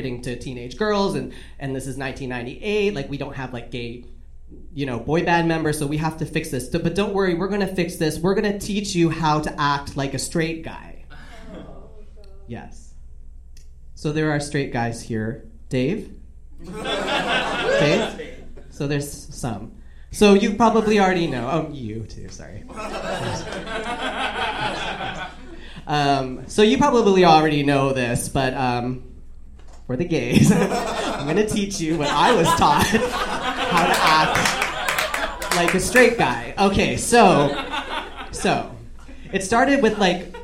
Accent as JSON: {"language": "English", "country": "Canada", "said": "I just was Canadian. I'm Canadian. So I just like was raised in this world where it was like nice"}